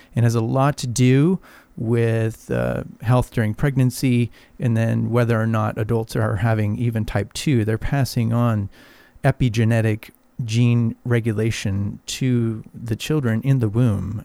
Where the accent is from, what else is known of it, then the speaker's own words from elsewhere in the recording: Arizona, United States; now in Palm Springs, United States; I grew up in Arizona